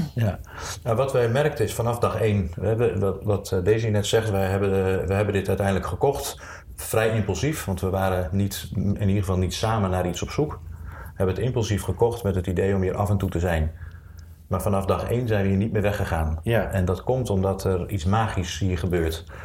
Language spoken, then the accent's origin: Dutch; Zwolle, Overijssel, Netherlands; moved away as an adult; also born or lived in Rotterdam; ik ben geboren in Zwolle. Daar heb ik de eerste 18 jaar van mijn leven gewoond.